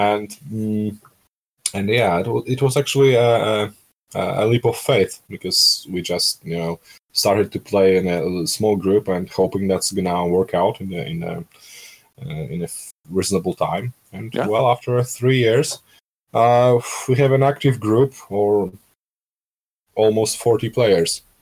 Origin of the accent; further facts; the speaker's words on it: Skierniewice, Łódź Voivodeship, Poland; moved away as an adult; now in Warsaw, Poland; from my hometown from Skierniewice